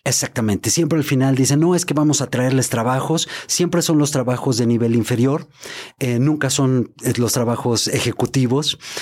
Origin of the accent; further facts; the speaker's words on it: Mexico; soy mexicano